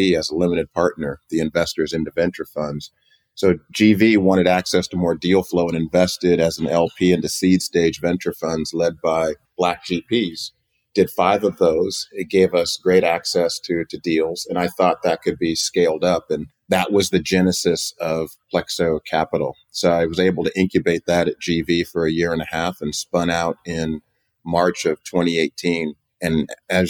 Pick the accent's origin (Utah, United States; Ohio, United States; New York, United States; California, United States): California, United States; Oakland; also born or lived in Virginia; I was born in Oakland and went to Hampton University, a historically black college in Virginia, came back to the Bay